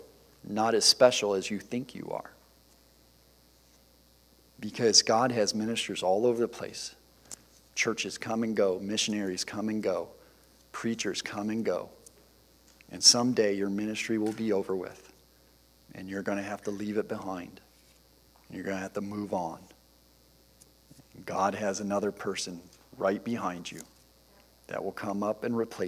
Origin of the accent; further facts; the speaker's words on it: Detroit, Michigan, United States; also born or lived in Central Ohio; growing up in the Detroit area in the motor industry